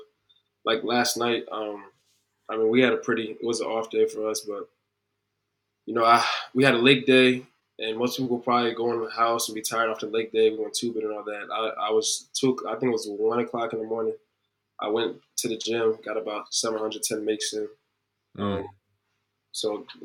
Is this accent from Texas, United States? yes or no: no; New Jersey, United States; moved away as an adult; I'm from Jersey. We don't have lakes out there